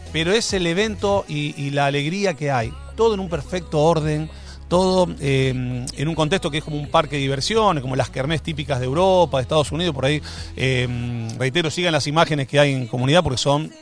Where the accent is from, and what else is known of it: Argentina